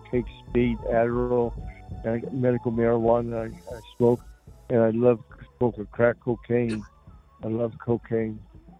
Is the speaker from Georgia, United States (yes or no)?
no; Indiana, United States; I was born and raised in Indiana. My mother was from Cleveland, Ohio